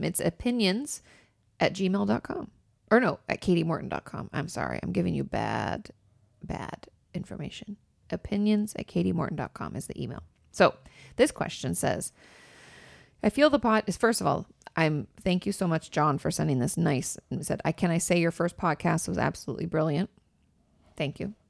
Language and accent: English; near Vancouver, Washington, United States; now in Los Angeles, United States; I grew up not too far from Vancouver, so that's, like, right in my neck of the woods